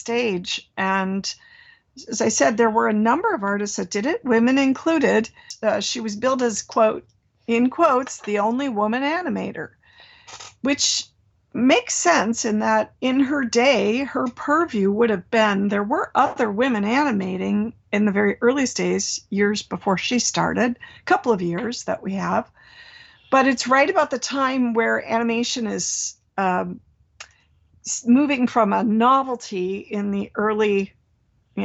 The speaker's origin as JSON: {"language": "English", "region": "Minnesota", "country": "United States", "tie": "born or raised there", "moved": "yes", "lives_now": "California, United States"}